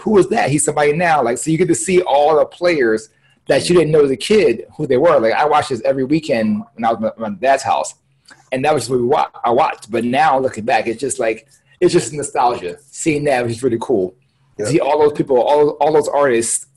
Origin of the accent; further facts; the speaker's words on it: Philadelphia, Pennsylvania, United States; I'm from Philly